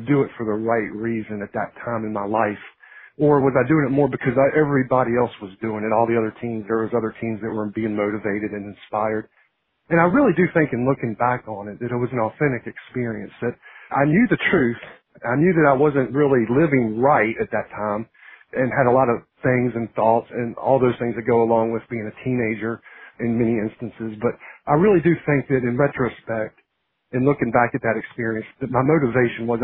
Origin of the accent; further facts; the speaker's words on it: Harrisonburg, Virginia, United States; moved away as an adult; now in Beaufort, United States; of Virginia, right there in the heart of the valley at Harrisonburg, and grew up there, was reared there, went to school at Bridgewater College, just down to the south there of Harrisonburg. Graduated there, met my wife over in Charlottesville, but we lived in Harrisonburg for several years after we were married.